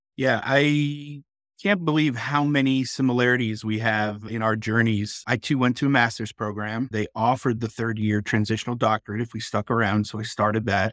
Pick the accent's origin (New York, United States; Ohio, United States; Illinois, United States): New York, United States; now in Texas, United States; I grew up in New York, so we definitely leaned blue for sure, but nowadays I live in Texas